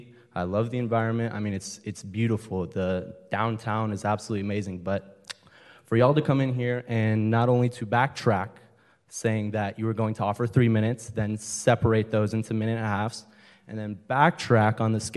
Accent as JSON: {"language": "English", "town": "Franklin", "region": "Tennessee", "country": "United States", "moved": "as an adult", "lives_now": "Huntington Beach, United States", "said": "I just moved here a couple months ago. I'm from Franklin, Tennessee."}